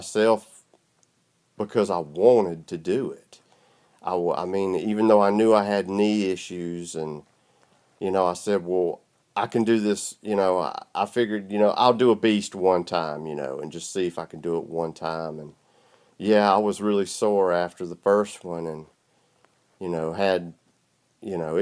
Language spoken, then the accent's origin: English; South Georgia, United States; I'm from South Georgia. You can probably tell by the way I sound